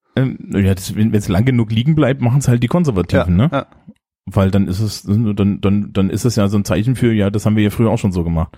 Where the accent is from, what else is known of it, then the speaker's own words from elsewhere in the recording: East Germany, Germany; moved away; also born or lived in Leipzig; ich bin ja nur im Osten aufgewachsen